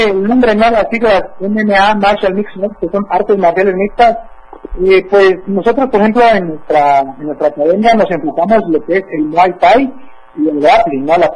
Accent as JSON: {"language": "Spanish", "town": "Comitán", "region": "Chiapas", "country": "Mexico"}